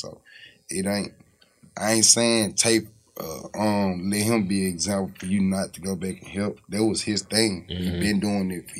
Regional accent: Memphis, Tennessee, United States; I'm from Magnolia

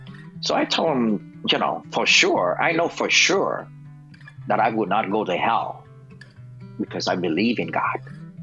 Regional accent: United States; Especially with me growing up in America by myself. There's not much love.

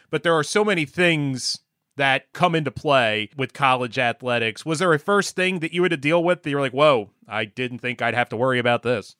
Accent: Gloucester County, New Jersey, United States; I grew up in South Jersey, more you know Gloucester County

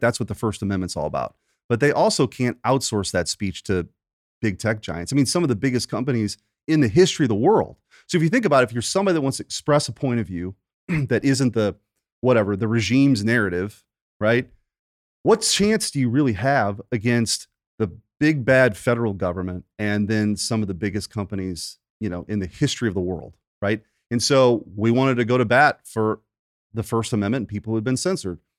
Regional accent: Bridgeton, Missouri, United States; I grew up in Bridgeton, not too far from here

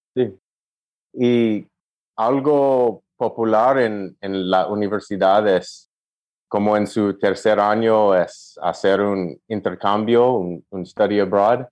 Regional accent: Los Angeles, California, United States; Spanish is a second language; also born or lived in Tempe, Arizona; crecí en California, nací aquí

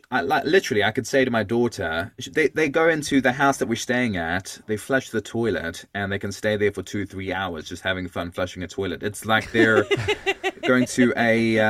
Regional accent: South Africa; also born or lived in Auckland, New Zealand; now in Hokitika, New Zealand; I'm originally from, as you can hear from my voice, this is not the Kiwi accent that you'd expect. It's I'm South African originally, and we moved to New Zealand.

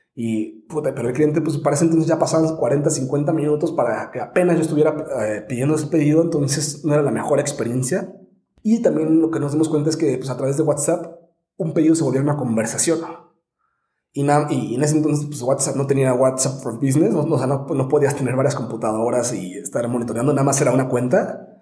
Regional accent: Morelia, Michoacán, Mexico; also born or lived in San Diego; now in Mexico City, Mexico; yo soy de Morelia, Michoacán

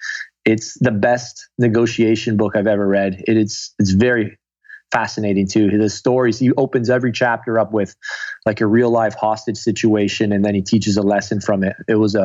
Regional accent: Guelph, Ontario, Canada; now in Toronto, Canada; Guelph, Ontario.

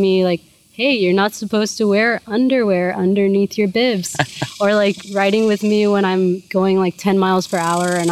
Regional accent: Houston, Texas, United States; my parents were from Mexico. My mom came here illegally when she was pregnant with me. And my dad became a naturalized citizen when I was like in high school or something. But I was born in Houston.

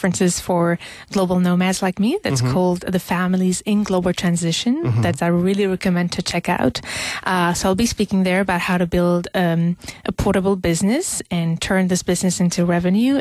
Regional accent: Algeria; moved away; I come from Algeria originally

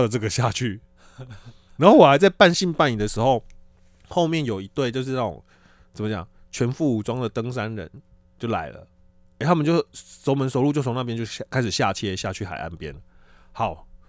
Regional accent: Kaohsiung, Taiwan; moved away; 我是高雄人嘛？那高雄人的特色就是脱鞋

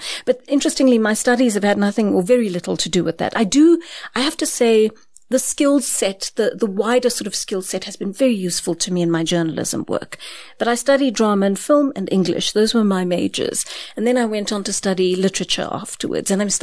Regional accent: Durban, KwaZulu-Natal, South Africa; moved away as an adult; now in Johannesburg, South Africa; I came to Johannesburg from Durban as an 18-year-old

